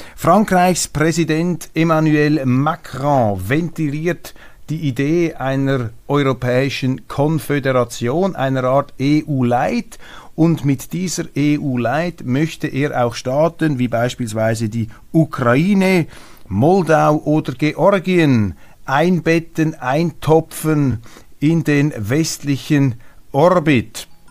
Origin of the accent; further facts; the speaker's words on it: Switzerland; als Schweizer